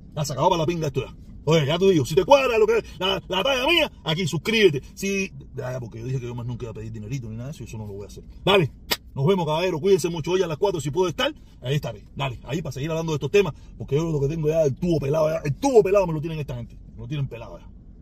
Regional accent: Cuba; now in Miami, United States

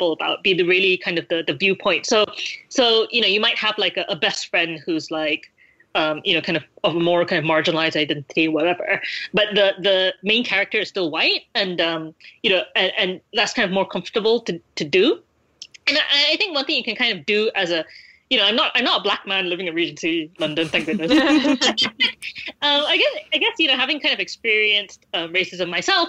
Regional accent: Malaysia; I read all these things growing up in Malaysia

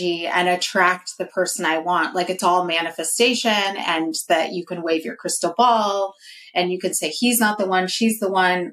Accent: Northern California, United States; I'm from NorCal

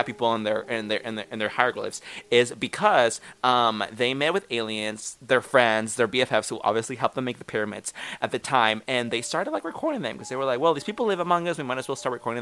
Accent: Northern California, United States; moved away; we are from California, up north. And by where we used to live, there was a mountain, Mount Shasta

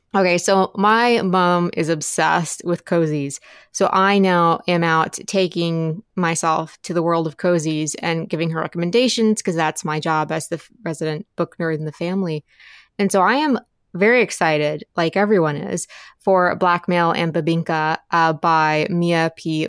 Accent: Appalachia, United States; I grew up in Appalachia

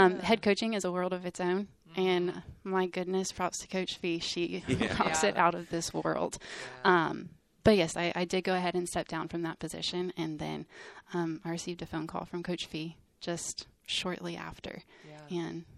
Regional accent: Texas, United States; I grew up around Baylor when I was really young.

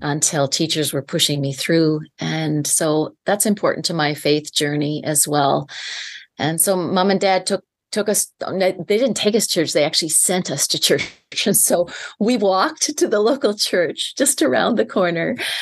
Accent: Prince Edward Island, Canada; I'm from Eastern Canada, born and raised, and I live on a small island Island. It's called the Million Acre Farm, Prince Edward Island

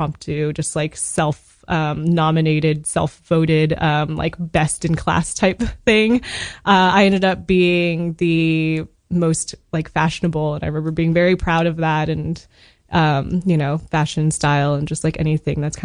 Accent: Texas, United States; moved away as an adult; also born or lived in Midland, Texas; now in New York, United States; I was born and raised in Texas. New York is the first place I lived outside of Texas.

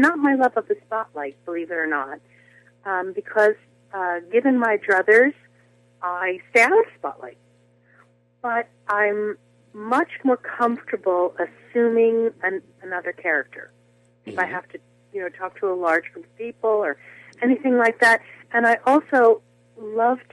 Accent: New Jersey, United States; I was the soloist at my church, and all the things that young girls in New Jersey, you know, who love to sing

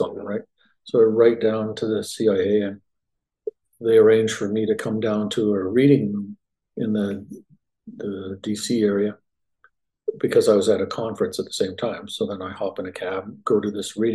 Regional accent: Canada; moved away as an adult; also born or lived in Winnipeg, Canada; now in Dallas, United States; I grew up in Canada, born there, medical school, psychiatry training, and I moved from Winnipeg, which is sort of middle of the country, due south to the Dallas area in 1991

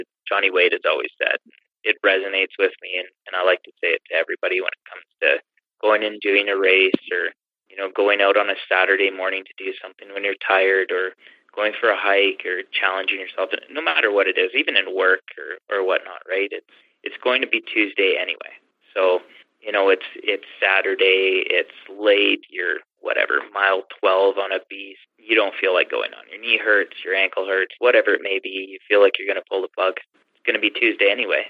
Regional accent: Canada; I'm from Canada.

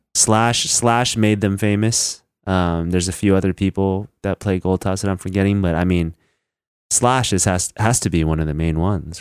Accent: Northern California, United States; I'm from Northern California

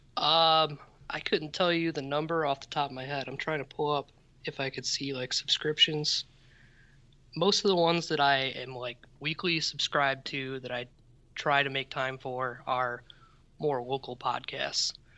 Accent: Midwest, United States; as a Midwesterner

